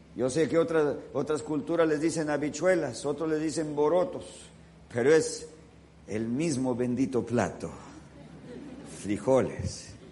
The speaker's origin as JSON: {"language": "Spanish", "region": "California", "country": "United States", "also_born_or_lived": "Los Angeles", "moved": "as an adult", "lives_now": "Washington, D.C., United States", "said": "siempre se sabe quiénes son los californianos porque cuando comienza a nevar salimos a jugar en la nieve"}